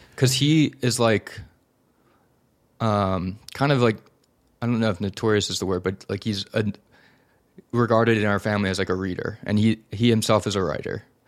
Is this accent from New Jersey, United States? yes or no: no; Philadelphia, Pennsylvania, United States; in Philadelphia, in a suburb outside of, outside the city